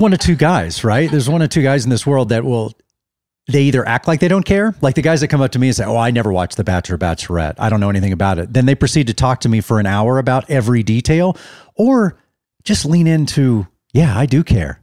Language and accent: English; Dallas, Texas, United States; I'm actually in my hometown of Dallas, as we said off the top. I'm, I have friends that I grew up with here in Dallas 'cause I lived and grew up in the same area since I was five years old